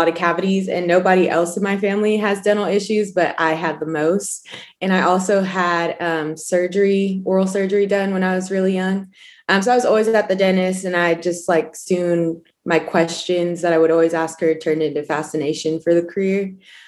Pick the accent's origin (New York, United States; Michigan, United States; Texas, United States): New York, United States; Elmont; I am from Elmont, New York